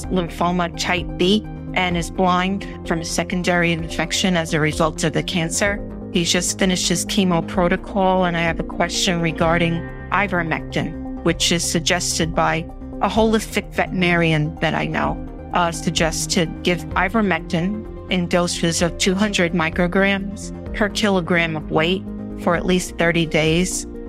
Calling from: South Carolina, United States; I'm calling from South Carolina.

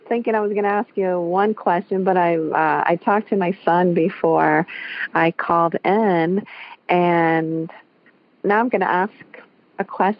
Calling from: Columbus, Ohio, United States; I'm calling from Columbus, Ohio, where, yes, it is very cold

